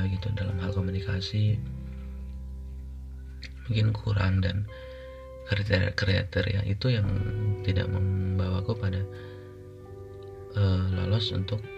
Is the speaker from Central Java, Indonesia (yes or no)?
no; Subang, West Java, Indonesia; aku kuliah di Bandung uh, dan dan itu rantau karena aku aslinya Subang